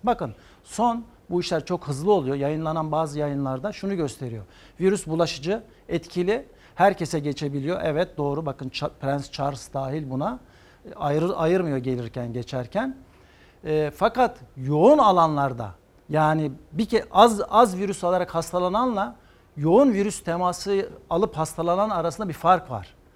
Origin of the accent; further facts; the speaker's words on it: Antakya, Hatay, Turkey; Antakya doğumluyum 1966